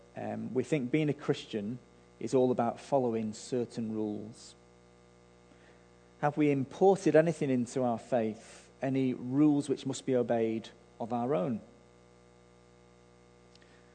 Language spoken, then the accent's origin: English; Manchester, North West England, United Kingdom; I grew up in Manchester